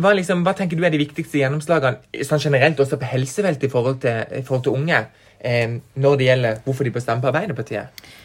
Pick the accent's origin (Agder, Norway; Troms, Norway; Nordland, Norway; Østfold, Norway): Agder, Norway; Farsund; now in Kristiansand, Norway; Jeg kommer fra Farsund, mm. men jeg bor i Kristiansand